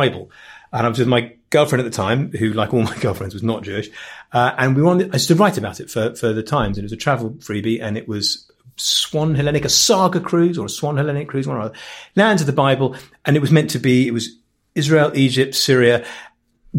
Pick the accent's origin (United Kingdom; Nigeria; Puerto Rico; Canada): United Kingdom; London; also born or lived in Stanmore; I grew up in Crookwood. My dad called it Crookwood, but it was really, it was kind of West Hampstead, Child's Hill. It was fringes of Golders Green.